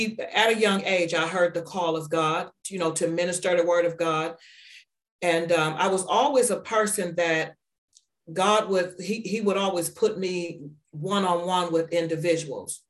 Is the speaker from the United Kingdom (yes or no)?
no; Warren, Ohio, United States; also born or lived in Atlanta, Georgia; now in Niles, United States; We're from Warren, Ohio, but we live in Niles, Ohio